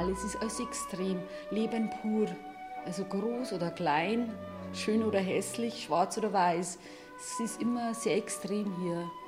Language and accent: German; Bavaria, Germany; Ich komme aus der Hallertau. Das ist der Horn, genau, das ist ja der Horn. Ich habe immer noch mein Elternhaus, Gott sei Dank, mein Kinderzimmer und meine Familie halt